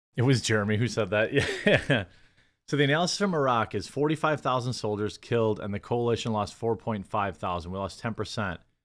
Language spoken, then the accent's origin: English; United States; as an American who is not Palestinian or Israeli